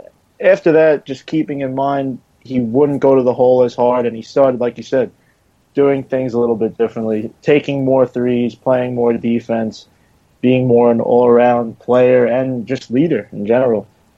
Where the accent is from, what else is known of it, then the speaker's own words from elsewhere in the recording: New York City, New York, United States; now in Long Island, United States; I grew up in Queens, moved to Long Island.